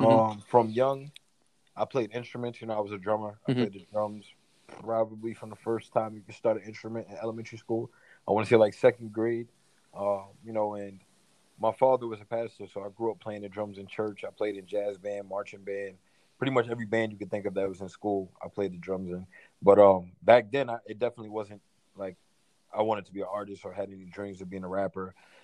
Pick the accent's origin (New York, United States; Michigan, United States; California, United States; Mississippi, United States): New York, United States; Elmont; also born or lived in Queens, New York; So I'm from New York, born in Queens, New York, Hollis, Queens to be exact. And then, you know, from there, I transitioned into Elmont, which is the first city in Long Island. And I grew up there, went to high school, elementary